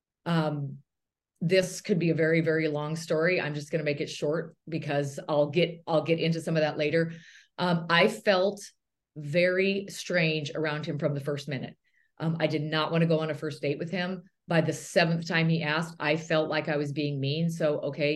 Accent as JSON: {"language": "English", "area": "near Bozeman", "region": "Montana", "country": "United States", "tie": "born or raised there", "also_born_or_lived": "Chicago", "moved": "as an adult", "said": "I grew up in a little tiny community right by Bozeman, Montana"}